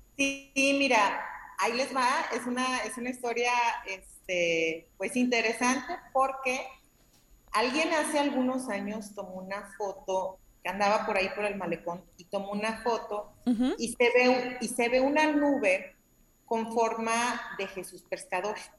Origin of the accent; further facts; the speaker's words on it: Ajijic, Jalisco, Mexico; yo soy oriunda de Ajijic